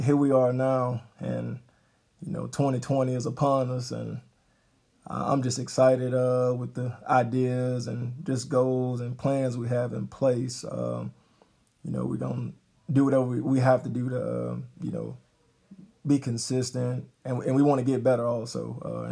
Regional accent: Baton Rouge, Louisiana, United States; moved away as an adult; now in Gonzales, United States; I'm from the Baton Rouge area. I'm married and married and moved to Gonzales

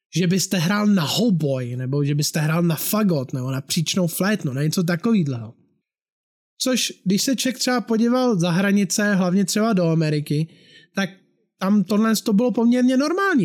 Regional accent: Bohemia, Czechia; u nás v Čechách

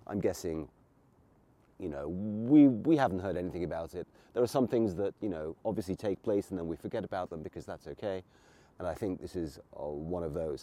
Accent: England, United Kingdom; now in Hungary; I grew up in England

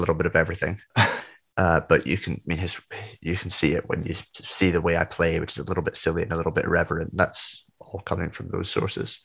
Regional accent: Scotland, United Kingdom; also born or lived in Glen Tay; I'm Scottish, I live in Edinburgh

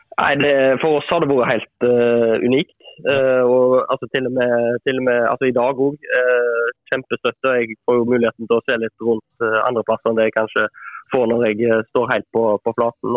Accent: Etne, Vestland, Norway; jeg er jo ikke fra Åkra, da, men uh, Etne

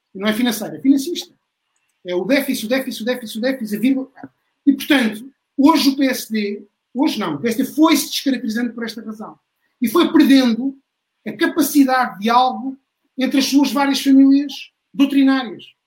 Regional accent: Beja, Alentejo, Portugal; sou de Beja

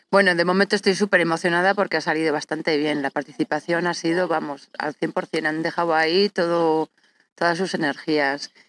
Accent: La Mata de Quintanar, Castile and León, Spain; yo eh, aquí desde la Mata de Quintanar.

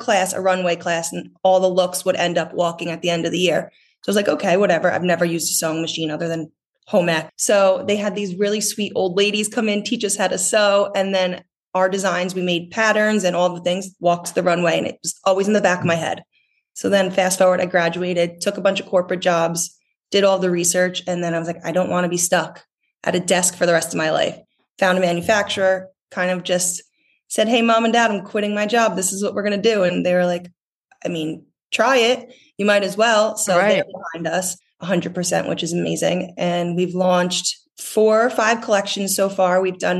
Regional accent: New Jersey, United States; I grew up in North Jersey. I spent every summer down at the shore.

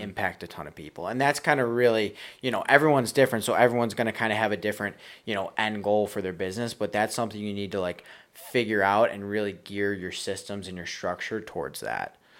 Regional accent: Buffalo, New York, United States; I'm from Buffalo, New York.

